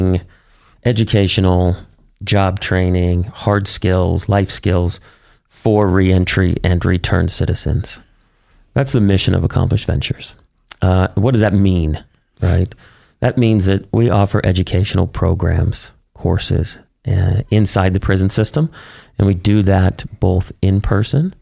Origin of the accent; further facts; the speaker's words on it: Boston, Massachusetts, United States; moved away as an adult; also born or lived in Miami / Arizona; now in California, United States; I'm an East Coast guy, born and raised in Boston